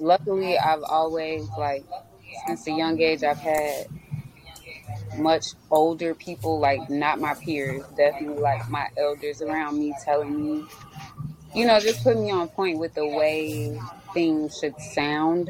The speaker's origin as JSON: {"language": "English", "town": "Maywood", "region": "Illinois", "country": "United States", "said": "I'm from Maywood."}